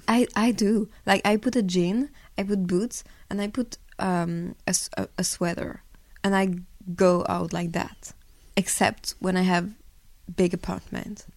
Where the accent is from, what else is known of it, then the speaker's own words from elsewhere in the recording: Belgium; now in Paris, France; I grew up in in Belgium